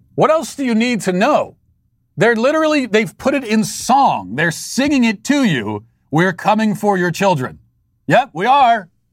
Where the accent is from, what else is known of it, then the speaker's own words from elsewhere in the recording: United States; As the American people